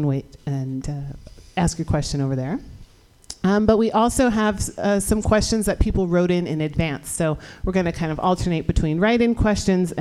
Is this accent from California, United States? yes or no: yes; San Francisco, California, United States; here in the Mission District of San Francisco, my hometown